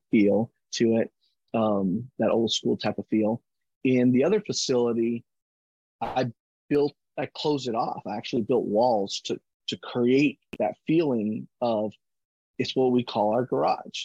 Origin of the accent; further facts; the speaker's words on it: Kingsville, Texas, United States; I grew up in Kingsville